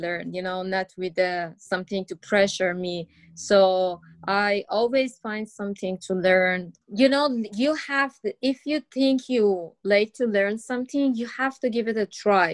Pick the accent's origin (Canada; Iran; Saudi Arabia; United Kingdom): Iran; English is a second language; moved away; I grew up in an open-minded family, and my mom was a teacher